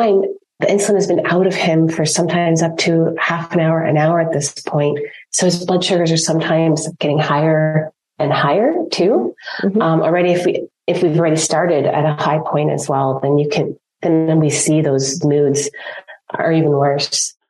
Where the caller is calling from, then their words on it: Ontario, Canada; I'm calling in from Ontario, Canada.